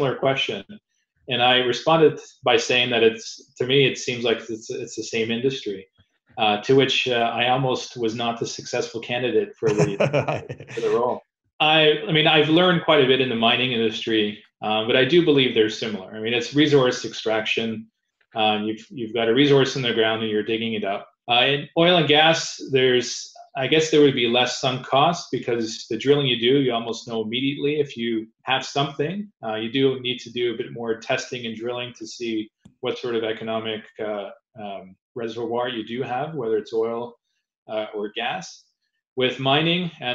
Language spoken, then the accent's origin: English; Canada; As a Canadian